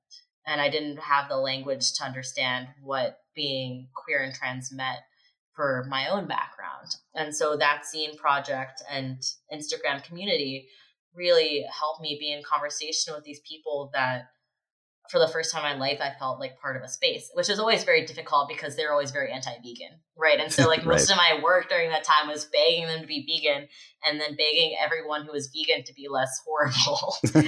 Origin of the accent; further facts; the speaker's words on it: Appalachia, United States; it was really weird growing up in Appalachia and then leaving the region